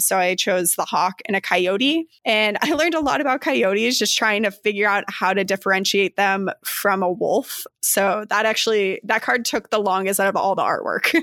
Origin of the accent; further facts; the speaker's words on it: Flagstaff, Arizona, United States; also born or lived in Chicago suburbs, Illinois; now in Chicago, United States; I'm originally from Flagstaff, Arizona, currently reside in the suburbs of Chicago.